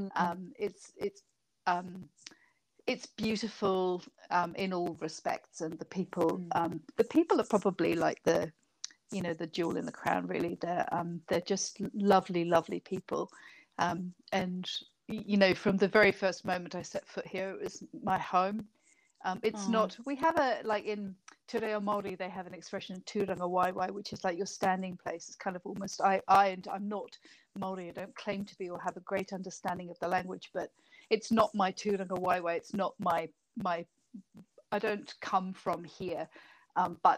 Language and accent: English; United Kingdom; moved away as an adult; now in New Zealand; you can probably hear from my accent, I'm not a New Zealander. I was from Britain